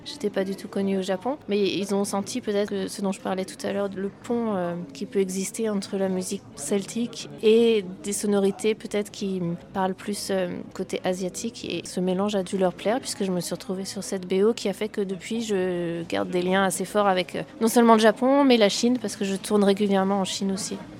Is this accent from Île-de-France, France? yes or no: no; Brittany, France; je suis née euh, en Bretagne et donc j'ai dans mes influences forcément un peu de musique celtique